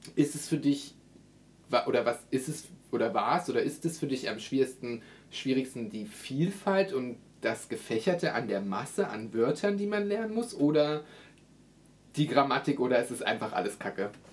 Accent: Brandenburg, Germany; ich bin aus Brandenburg

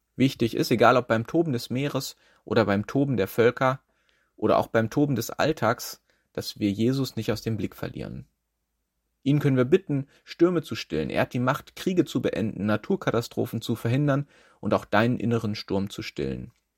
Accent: Schleswig-Holstein, Germany; now in Schwerin, Germany; ich bin in Schleswig-Holstein aufgewachsen

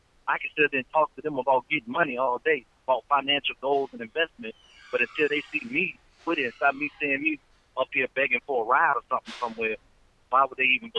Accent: the South, United States; I'm not in New York. I'm not in California. Mm-hmm. I'm not in Jersey. I'm not up north. You know, I'm from the South.

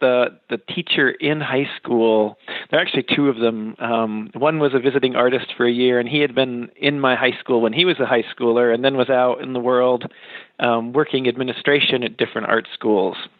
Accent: Western Massachusetts, United States; moved away as an adult; also born or lived in Kansas City / Hartford, Connecticut; I grew up in Western Massachusetts

